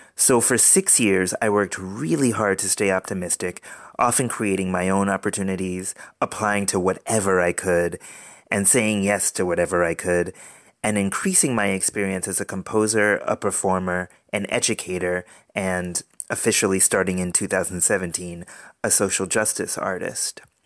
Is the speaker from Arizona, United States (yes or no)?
no; Providence, Rhode Island, United States; moved away as an adult; also born or lived in Boston, Massachusetts; Growing up in Providence, Rhode Island